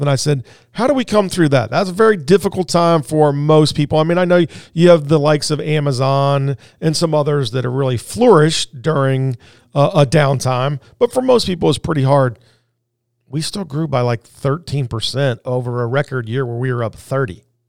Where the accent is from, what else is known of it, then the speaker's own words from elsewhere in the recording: Indianapolis, Indiana, United States; moved away; I was born and raised in Indianapolis